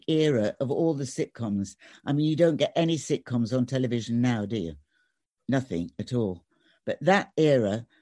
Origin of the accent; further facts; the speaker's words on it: Sheffield, Yorkshire and the Humber, United Kingdom; moved away; I was born in Sheffield